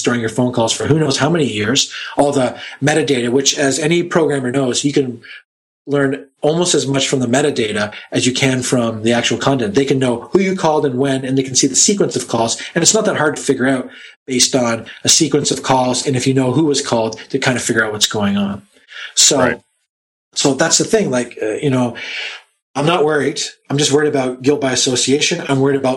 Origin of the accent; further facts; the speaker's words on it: Canada; being Canadian